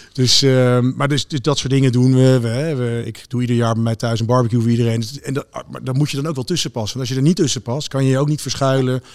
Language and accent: Dutch; Wassenaar, South Holland, Netherlands; ik ben opgegroeid in Wassenaar